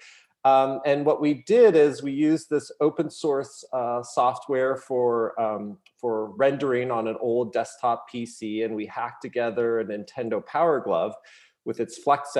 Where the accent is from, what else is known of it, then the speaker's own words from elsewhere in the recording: Massachusetts, United States; also born or lived in Los Angeles, California; I was actually born in LA, lived there for a few years, but I basically grew up here in Massachusetts